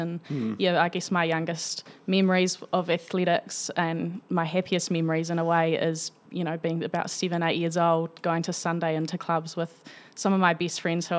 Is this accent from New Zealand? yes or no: yes; Tawa, Wellington, New Zealand; born and bred in Tower and very proud of it.